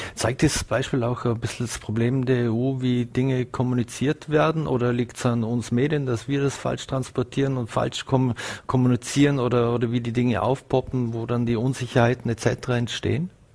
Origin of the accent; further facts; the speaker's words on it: Vorarlberg, Austria; uns Vorarlberger